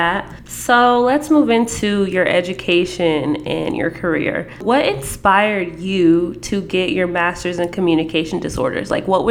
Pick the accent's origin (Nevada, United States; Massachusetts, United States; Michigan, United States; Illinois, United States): Nevada, United States; Las Vegas; moved away as an adult; also born or lived in San Diego, California; I was like super over Vegas when I was in high school. And then when I moved to San Diego